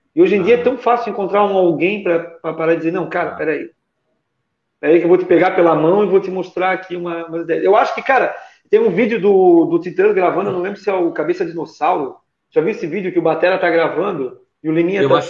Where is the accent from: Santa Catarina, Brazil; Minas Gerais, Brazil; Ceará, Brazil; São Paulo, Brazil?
Santa Catarina, Brazil; Nova Trento; Sou natural de Nova Trento, é, Santa Catarina